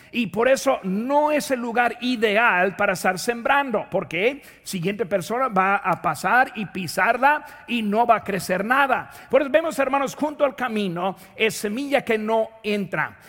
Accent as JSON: {"language": "Spanish", "region": "Indiana", "country": "United States", "tie": "born or raised there", "moved": "yes", "said": "De donde yo nací, ahí en Indiana"}